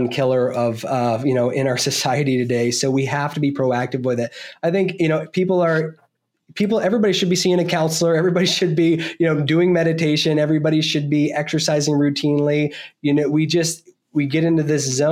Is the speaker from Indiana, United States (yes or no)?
no; Vermont, United States; I was born and raised in Vermont. I grew up on a small dairy farm.